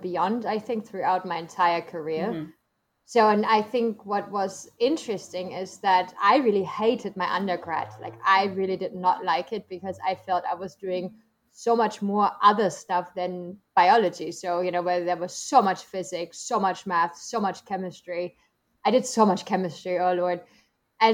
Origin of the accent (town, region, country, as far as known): Germany; English is a second language; moved away as an adult; also born or lived in United States